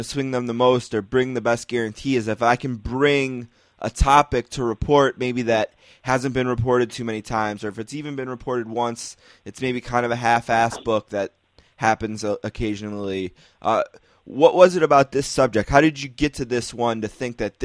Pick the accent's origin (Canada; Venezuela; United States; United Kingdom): United States; Buffalo, New York; I'm from Buffalo.